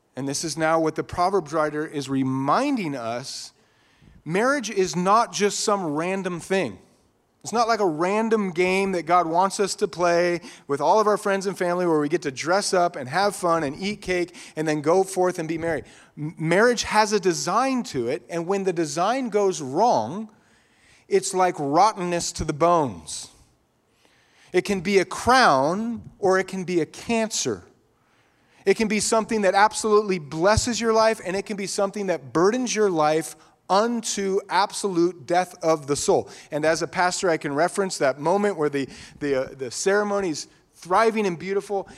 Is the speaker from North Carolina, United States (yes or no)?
no; Eagle, Idaho, United States; growing up in Idaho, Idaho used to be uh, less densely populated. Some of you remember that, especially in Eagle, Idaho. It was mostly I grew up on a dirt road